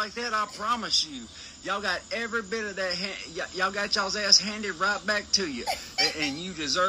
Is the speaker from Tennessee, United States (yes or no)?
yes; Humboldt, Tennessee, United States; Man, I'm actually from Humboldt, Tennessee. They call it Little Memphis.